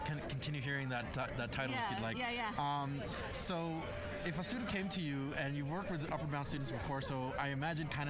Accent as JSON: {"language": "English", "region": "New Mexico", "country": "United States", "moved": "yes", "said": "I'm from New Mexico as well"}